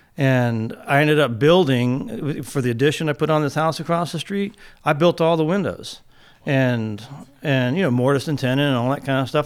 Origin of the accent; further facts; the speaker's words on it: San Antonio, Texas, United States; I grew up in San Antonio, Texas